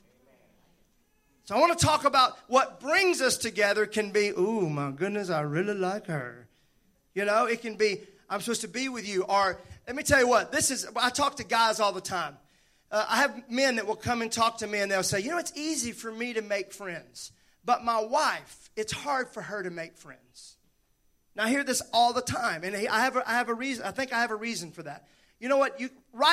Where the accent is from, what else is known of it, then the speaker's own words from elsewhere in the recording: Mississippi, United States; I'm from Mississippi.